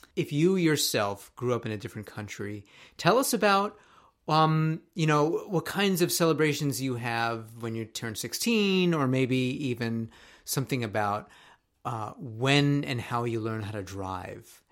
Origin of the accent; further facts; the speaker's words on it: Tokyo, Japan; moved away as an adult; now in United States; when I was growing up in Tokyo